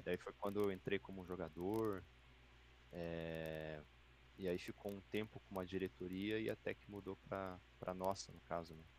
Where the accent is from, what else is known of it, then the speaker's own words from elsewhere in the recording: Joinville, Santa Catarina, Brazil; sou nascido em Joinville, tenho 33 anos